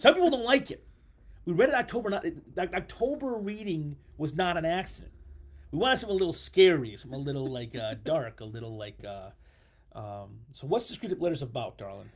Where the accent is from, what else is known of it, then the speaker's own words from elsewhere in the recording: United States; I like being American